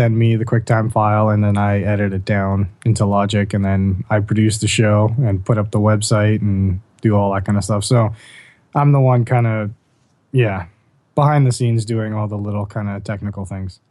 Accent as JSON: {"language": "English", "country": "Bahamas", "tie": "born or raised there", "said": "growing up in the Bahamas. We went to the same high school together"}